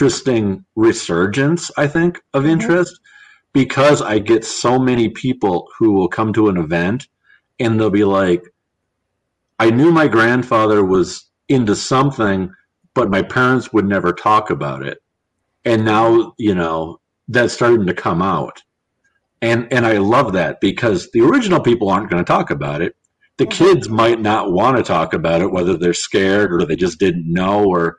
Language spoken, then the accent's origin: English; Wisconsin, United States; I am from Wisconsin, but I'm not from Milwaukee